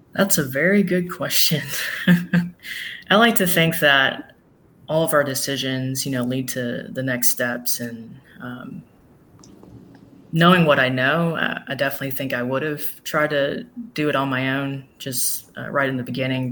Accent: Smyrna, Tennessee, United States; moved away as an adult; also born or lived in Nashville, Tennessee / Miami, Florida / Margate, Florida; I was born in Nashville, grew up in Smyrna, Tennessee

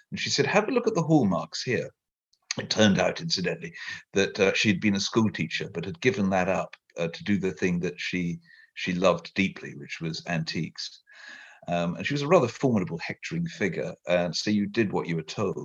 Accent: Merseyside, North West England, United Kingdom; I was born in Merseyside, quite close to Liverpool

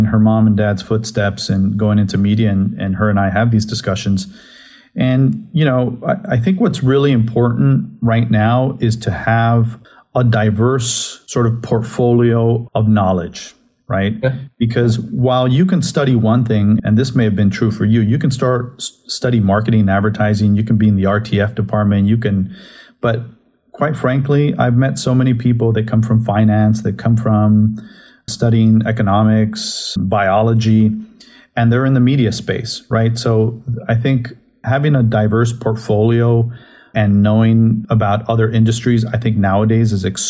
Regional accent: Southern California, United States; moved away as an adult; also born or lived in San Francisco / San Diego / San Antonio, Texas / Los Angeles; now in Austin, United States; growing up in Southern California, I went and lived in San Francisco for a couple of years, then spent several years in San Diego, several years here in Texas in different cities

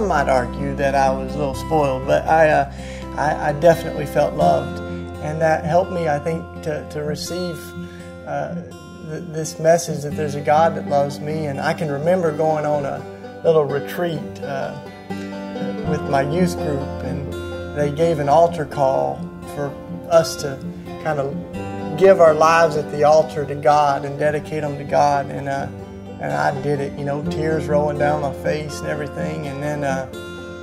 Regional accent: Tennessee, United States; I grew up down in Tennessee

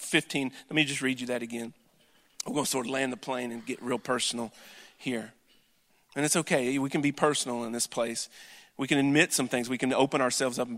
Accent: Wallburg, North Carolina, United States; I'm from Wahlberg. I graduated from Ledford

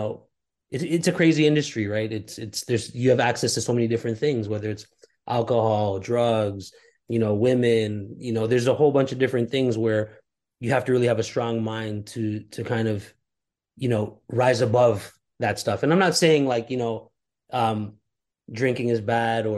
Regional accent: Toronto, Ontario, Canada; I was born and raised in Toronto

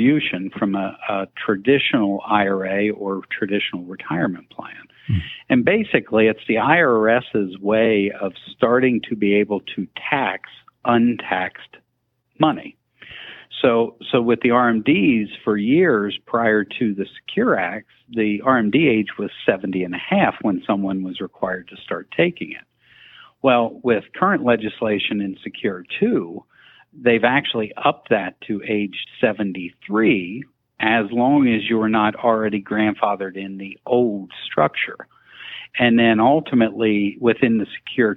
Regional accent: South Central Pennsylvania, United States; also born or lived in Maryland; born and raised in South Central Pennsylvania

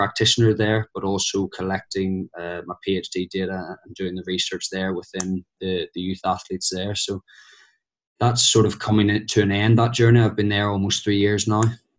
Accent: Belfast, Northern Ireland, United Kingdom; moved away as an adult; also born or lived in Oxford / Liverpool; as you can tell from the accent, I'm originally from Belfast. So spent the first 18 years of my life in sunny Belfast. And then I started my university in Oxford Brookes University.

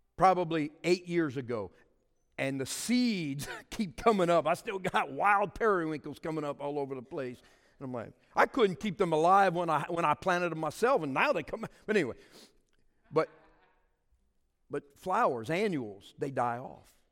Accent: Cajun, Louisiana, United States; I'm a Cajun

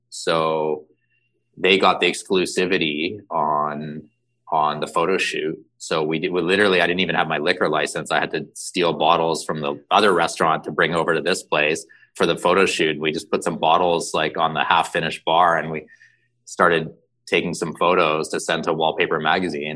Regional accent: Toronto, Ontario, Canada; I grew up in Canada, in Toronto

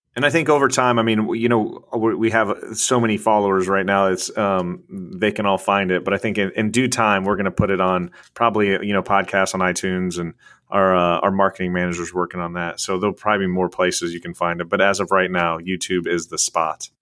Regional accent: Illinois, United States; moved away; I'm from Illinois originally. I was born and raised, so I'm a Midwest kid.

